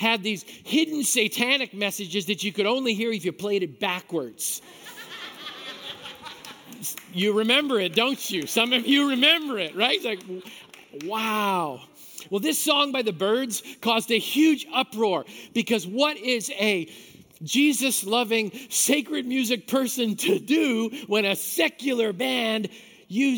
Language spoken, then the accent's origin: English; Manitoba, Canada; I grew up in Manitoba